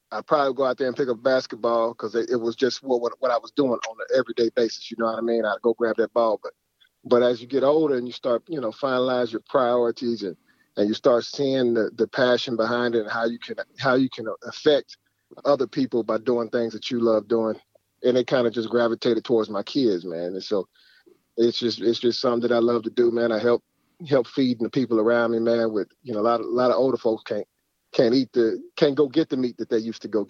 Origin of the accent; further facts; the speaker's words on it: Dayton, Ohio, United States; Right here in Ohio